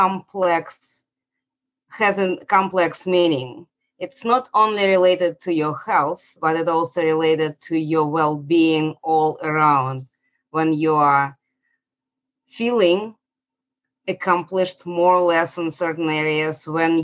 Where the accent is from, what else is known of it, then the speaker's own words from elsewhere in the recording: Saint Petersburg, Russia; moved away as an adult; now in Atlanta, United States; I was born in St. Petersburg, Russia. It was Soviet Union.